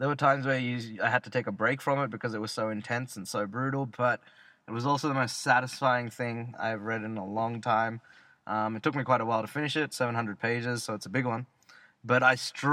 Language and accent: English; Australia; accent: Australian; I said I was Australian